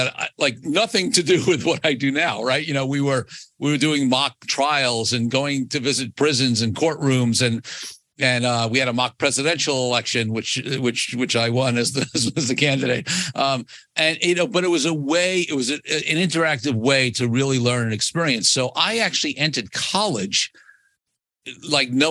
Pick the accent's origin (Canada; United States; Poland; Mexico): United States; New York City, New York; I grew up in Brooklyn, New York